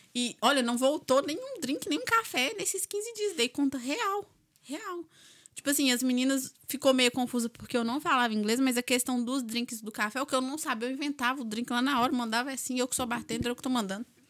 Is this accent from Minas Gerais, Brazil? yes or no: yes; Minas Gerais, Brazil; accent: mineiro; moved away as an adult; now in Ireland